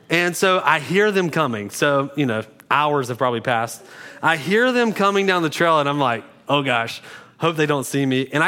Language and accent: English; Beulahville, United States; I did Google if togetherness was a word because I'm from Beulahville and it sounds like it's not a word